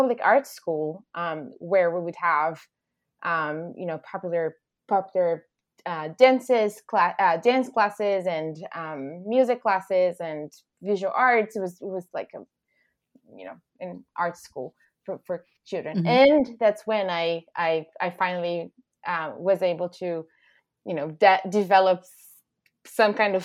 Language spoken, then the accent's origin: English; Recife, Pernambuco, Brazil; English is a second language; moved away as an adult; I was born and raised in Recife, Pernambuco, in the northeastern part of Brazil